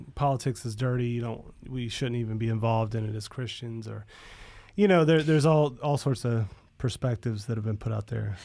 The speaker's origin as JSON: {"language": "English", "region": "Florida", "country": "United States", "tie": "born or raised there", "said": "growing up in Florida"}